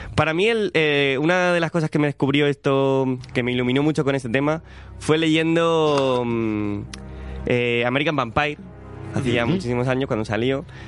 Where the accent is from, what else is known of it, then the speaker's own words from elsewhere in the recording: Cartagena, Region of Murcia, Spain; now in Madrid, Spain; yo no soy de Madrid, yo soy de Cartagena